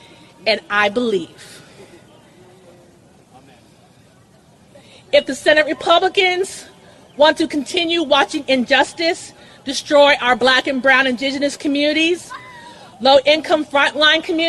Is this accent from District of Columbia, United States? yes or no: yes; Washington, District of Columbia, United States; I am from the Washington, D.C. area